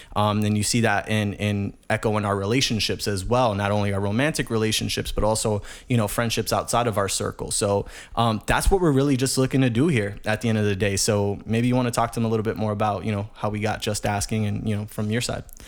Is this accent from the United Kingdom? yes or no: no; New York City, New York, United States; born and raised in the Bronx, New York, uh, grew up in the hood